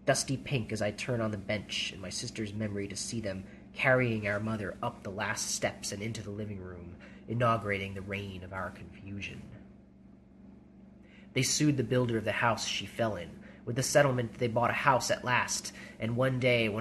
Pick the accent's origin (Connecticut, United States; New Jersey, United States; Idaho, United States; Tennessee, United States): New Jersey, United States; West Orange; moved away as an adult; also born or lived in New York; now in Oregon, United States; I was born in West Orange and lived in New Jersey for 20 years before moving to Oregon